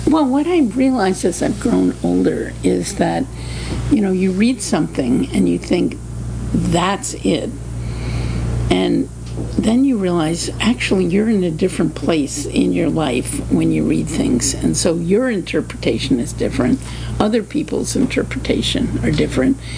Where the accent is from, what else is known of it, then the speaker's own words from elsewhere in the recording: New Jersey, United States; also born or lived in Washington, D.C.; now in Cambridge, Massachusetts, United States; Grew up in New Jersey.